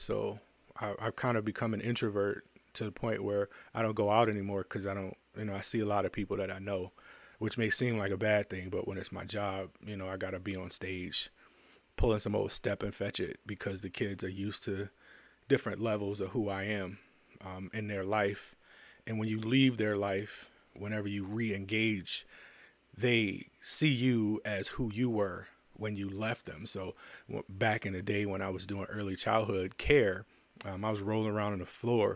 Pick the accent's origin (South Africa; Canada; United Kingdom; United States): United States; I'm an American.